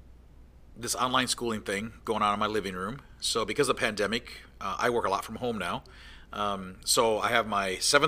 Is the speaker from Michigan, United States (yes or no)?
yes; Michigan, United States; I'm a Midwest guy. I'm from Michigan, born and raised